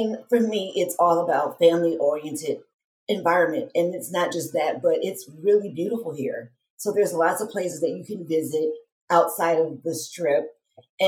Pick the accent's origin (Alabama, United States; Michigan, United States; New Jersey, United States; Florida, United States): Michigan, United States; Detroit; moved away as an adult; now in Las Vegas, United States; I am originally from Detroit, Michigan